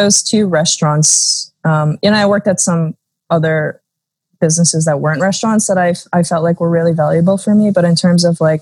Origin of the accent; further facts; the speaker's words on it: New Jersey, United States; also born or lived in South Korea; I was adopted from Korea when I was 13 months old, so just over a year old. And my parents by that time had moved to New Jersey. So I moved to New Jersey. I spent my childhood, my adolescence there